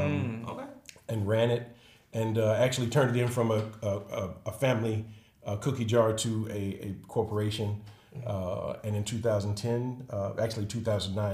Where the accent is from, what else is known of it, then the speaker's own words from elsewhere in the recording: Chicago, Illinois, United States; also born or lived in Harvey, Illinois; I am from Chicago. Bronzeville neighborhood, third generation. Moved to Harvey when we were eight or nine years old